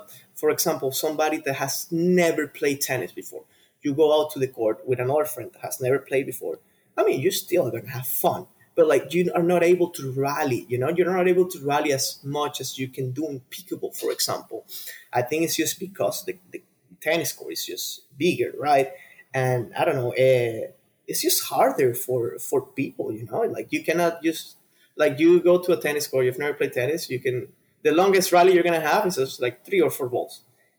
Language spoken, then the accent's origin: English; Venezuela; For sure, yeah, I for sure want to create partnerships over there in Venezuela. It's my home country, you know.